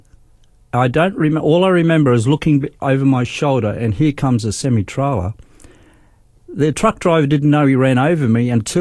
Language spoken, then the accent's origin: English; Darwin, Northern Territory, Australia; moved away as an adult; also born or lived in Brisbane; I was born in Brisbane, but we went to Darwin when I was 7 years old.